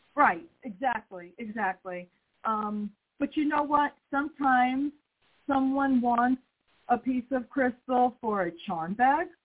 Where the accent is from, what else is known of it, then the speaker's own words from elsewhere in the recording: New York, United States; moved away; I was raised in New York